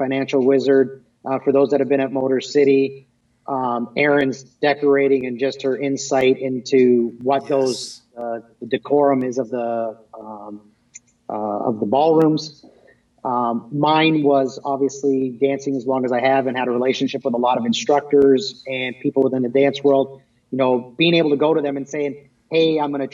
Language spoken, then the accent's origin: English; Wallaceburg, Ontario, Canada; moved away as an adult; now in Michigan, United States; where I was born and raised in Wallaceburg, Thamesville area, which is basically about 45 minutes over the border